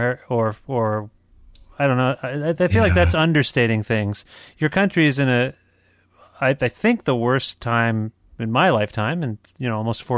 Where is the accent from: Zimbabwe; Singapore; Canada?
Canada; also born or lived in southwestern Ontario; as a Canadian